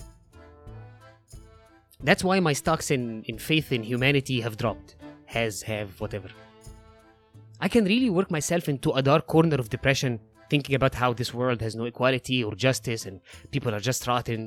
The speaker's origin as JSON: {"language": "English", "country": "Egypt"}